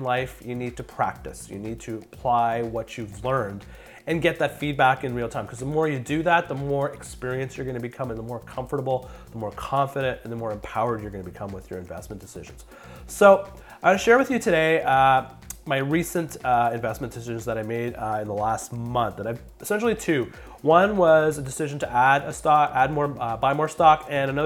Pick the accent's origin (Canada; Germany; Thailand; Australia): Canada; I'm a Canadian, I live in Canada, so I deal with Canadian dollars